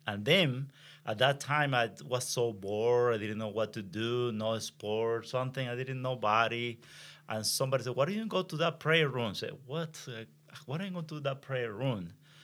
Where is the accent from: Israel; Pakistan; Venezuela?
Venezuela; English is a second language; moved away; I am from Venezuela, so right. I speak better Spanish than English.